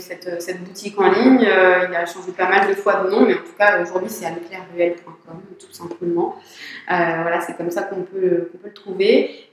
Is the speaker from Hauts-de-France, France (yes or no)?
no; Saint-Étienne, Auvergne-Rhône-Alpes, France; moved away as an adult; also born or lived in Provence; Je n'étais pas du tout du coin. Je suis stéphanoise